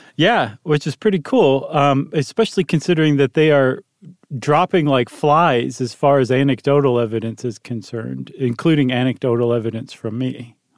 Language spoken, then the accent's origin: English; Toledo, Ohio, United States; moved away; I grew up in Toledo.